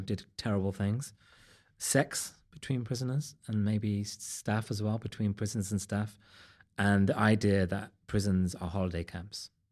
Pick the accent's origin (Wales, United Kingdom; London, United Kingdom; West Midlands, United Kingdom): West Midlands, United Kingdom; Wolverhampton; I'm from Wolverhampton.